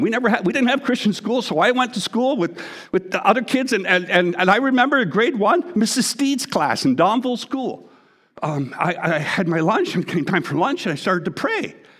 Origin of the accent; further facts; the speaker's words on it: Canada; I'm Canadian, I'm Canadian